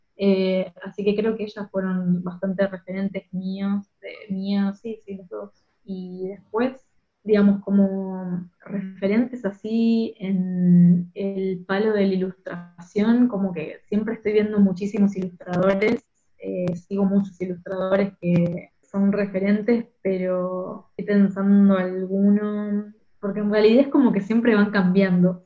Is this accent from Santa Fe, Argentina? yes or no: yes; Rosario, Santa Fe, Argentina; moved away as an adult; now in Berlin, Germany; al lugar de donde soy